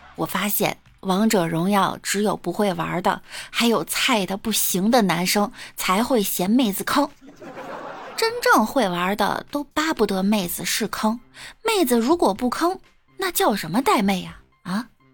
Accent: Beijing, China; 我是北京的，北京丰台的，丰台小屯儿的

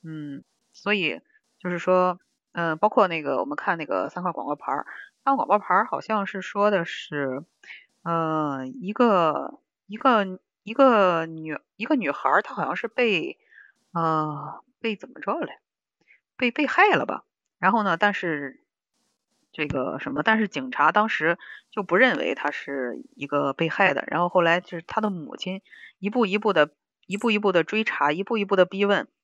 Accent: China; 我是中国人，我骄傲

